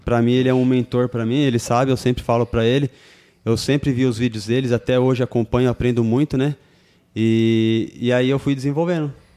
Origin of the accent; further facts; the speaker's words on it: Suzano, São Paulo, Brazil; Nascido Suzano e sou de Suzano.